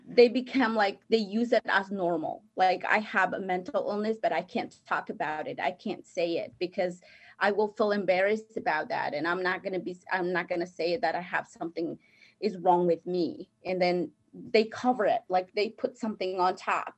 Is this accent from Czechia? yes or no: no; Guatemala; first language Spanish; English is a second language; moved away; I am from Guatemala, and my first language is Spanish.